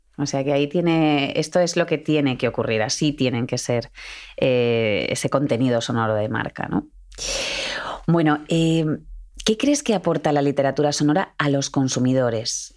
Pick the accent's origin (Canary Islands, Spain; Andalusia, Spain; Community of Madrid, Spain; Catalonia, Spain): Community of Madrid, Spain; Madrid; En Madrid estamos muy poquitos de Madrid. De todo el mundo, los, que somos poquitos somos los de Madrid.